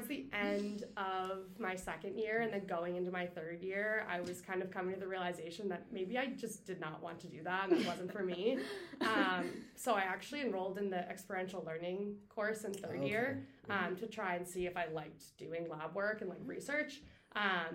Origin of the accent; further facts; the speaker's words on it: Cape Breton, Nova Scotia, Canada; moved away as an adult; also born or lived in Halifax, Nova Scotia; I'm from Cape Breton.